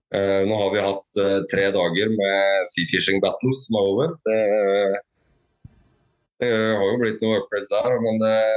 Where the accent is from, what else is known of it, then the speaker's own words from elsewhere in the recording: Skien, Telemark, Norway; moved away; jeg er fra Skien